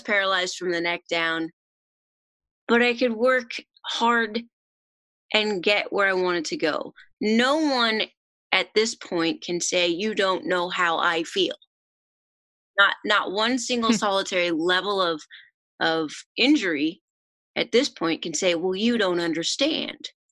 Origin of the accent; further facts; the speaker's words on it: Oregon, United States; moved away as an adult; I am originally from Oregon